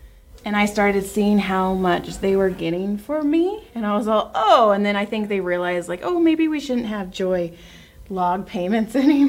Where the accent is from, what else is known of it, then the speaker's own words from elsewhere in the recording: Madera, California, United States; moved away; See, I'm from Middle California. I'm from Madera, Fresno.